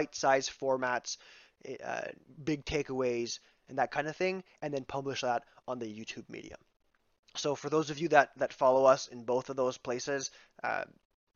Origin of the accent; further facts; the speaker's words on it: Ontario, Canada; we're from Canada, and I went to a Franco-Ontarian high school